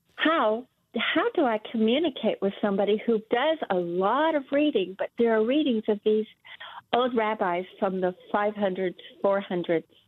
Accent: Miami, Florida, United States; now in South Georgia, United States; I was born and raised in Miami, Florida

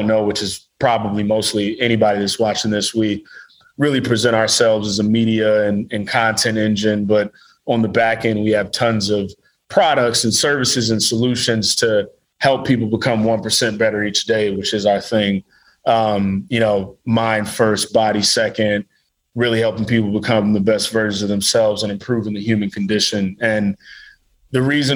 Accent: Midwest, United States; I'm from the Midwest

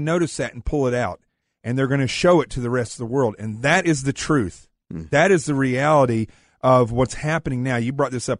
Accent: the Ozarks, Arkansas, United States; I'm from Arkansas in the Ozarks.

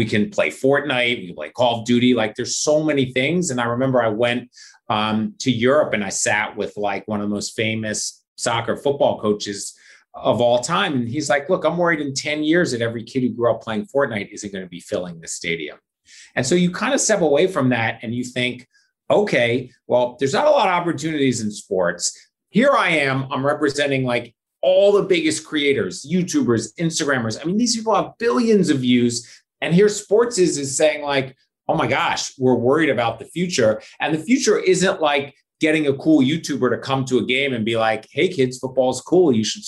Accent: Philadelphia, Pennsylvania, United States; born or raised there

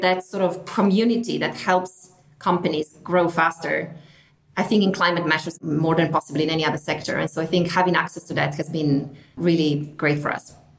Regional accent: northern Italy, Italy; moved away as an adult; also born or lived in United Kingdom; I'm from Italy originally, from the north of Italy. I came to the UK to study

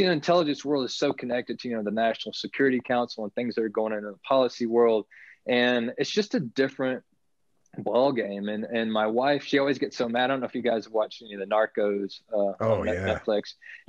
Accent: Navasota, Texas, United States; now in Texas High Plains, United States; Chuck Norris has a ranch right outside of my hometown of Navasota, where I grew up.

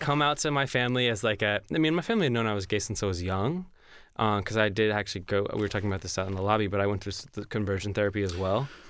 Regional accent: Georgia, United States; also born or lived in New York / Tennessee; now in Nashville, United States; I'm from Georgia

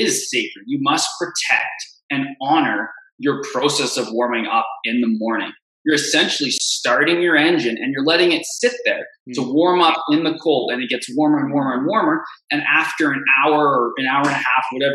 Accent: Canada; I'm from Canada.

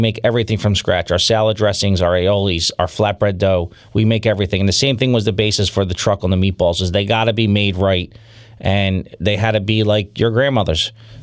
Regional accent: Philadelphia, Pennsylvania, United States; growing up in South Philly and growing up in Philadelphia, I just eat cheesesteaks

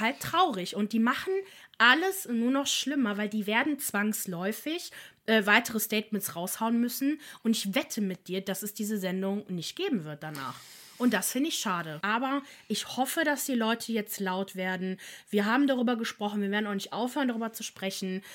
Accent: Italy; als Italienerin.

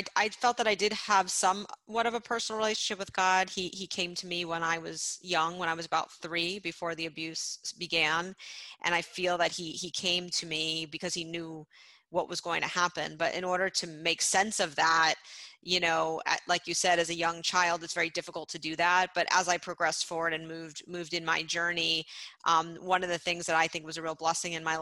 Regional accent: Miami, Florida, United States; being a Jewish girl growing up in Miami

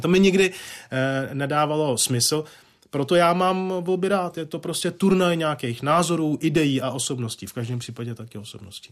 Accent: Czechia; jsem vlastenec, mám rád, jsem demokrat, jsem Čech

